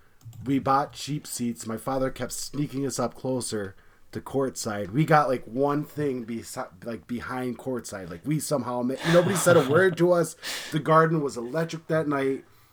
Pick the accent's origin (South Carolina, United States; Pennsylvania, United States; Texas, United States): Pennsylvania, United States; I'm not from New York. I'm from Pennsylvania.